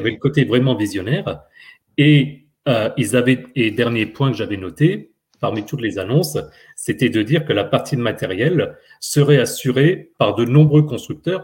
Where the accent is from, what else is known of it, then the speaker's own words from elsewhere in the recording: France; chez nous en France